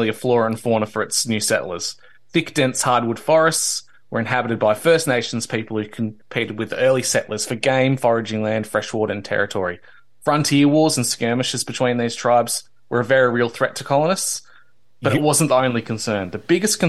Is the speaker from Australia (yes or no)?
yes; Victoria, Australia; in the then British colony of Victoria, which is my home state.